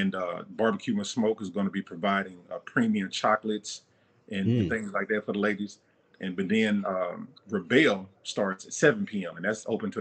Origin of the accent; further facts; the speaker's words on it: Mobile, Alabama, United States; now in Charlotte, United States; I'm from Mobile, Alabama